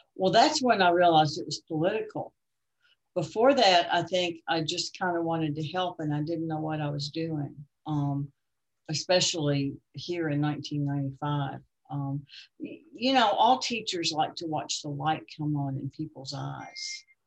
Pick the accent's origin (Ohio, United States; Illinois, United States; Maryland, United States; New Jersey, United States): Maryland, United States; Baltimore; moved away as an adult; I came from Baltimore